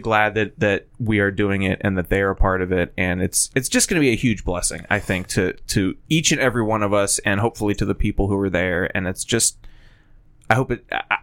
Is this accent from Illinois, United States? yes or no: no; Titusville, Pennsylvania, United States; When I was growing up in Titusville